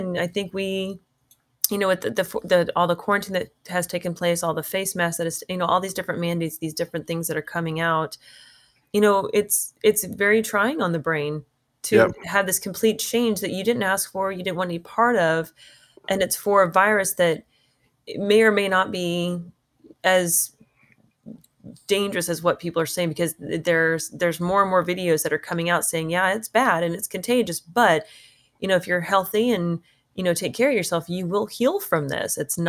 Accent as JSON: {"language": "English", "region": "Texas", "country": "United States", "said": "That's my home state."}